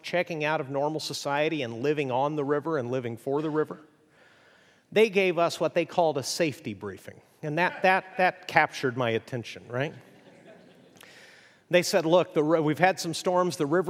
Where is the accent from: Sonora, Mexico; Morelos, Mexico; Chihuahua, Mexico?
Chihuahua, Mexico; I grew up in northern Mexico. My parents were missionaries. I grew up in Chihuahua, which is unfortunately where the dog comes from, I'm told.